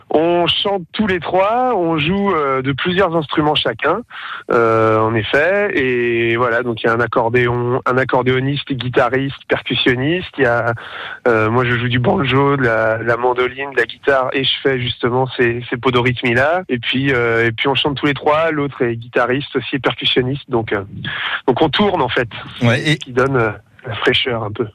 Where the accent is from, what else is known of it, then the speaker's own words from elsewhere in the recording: Breton, Brittany, France; also born or lived in Canada; on est breton